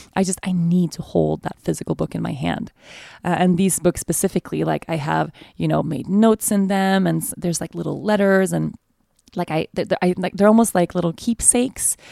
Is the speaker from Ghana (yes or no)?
no; Sweden; now in Aruba; Sweden, my home country